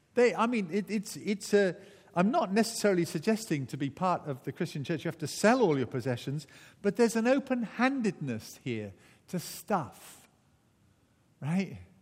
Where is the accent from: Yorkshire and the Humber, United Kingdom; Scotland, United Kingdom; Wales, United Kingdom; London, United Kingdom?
Wales, United Kingdom; also born or lived in Barnstaple, Devon, England; I am Welsh through and through